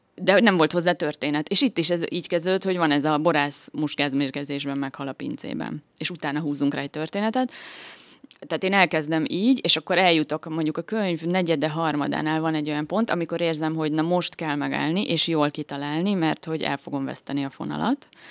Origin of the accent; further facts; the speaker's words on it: Szekszárd, Tolna, Hungary; Én Szexárdon születtem, és itt is nőttem fel